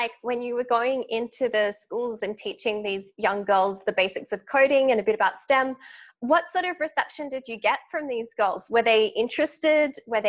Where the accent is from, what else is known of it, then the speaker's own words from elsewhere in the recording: Australia; I'm coming at this from an Australian perspective, where I grew up and went to school in Australia